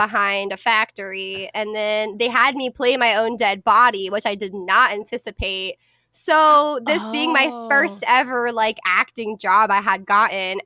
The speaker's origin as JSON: {"language": "English", "town": "Atlanta", "region": "Georgia", "country": "United States", "accent": "not fully Southern", "said": "I'm from Atlanta"}